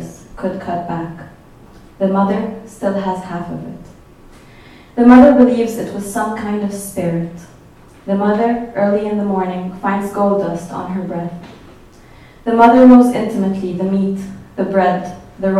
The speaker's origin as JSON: {"language": "English", "country": "Egypt", "also_born_or_lived": "Cairo", "moved": "as an adult", "lives_now": "New York, United States", "said": "I'm from Egypt. I moved here 5 years ago to do a master's in arts journalism."}